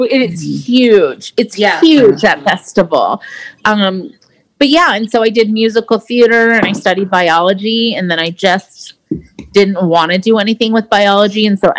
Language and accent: English; South Dakota, United States; born there; also born or lived in Portugal / Virginia / Okinawa; And so I was born in South Dakota. We lived in Portugal. And my sister was born there. We lived in Virginia. And then we spent about 6 years in Okinawa.